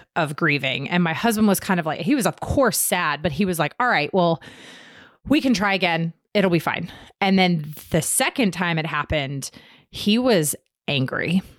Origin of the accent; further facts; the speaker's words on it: Virginia, United States; now in North Carolina, United States; I'm originally from Virginia, not Lynchburg though.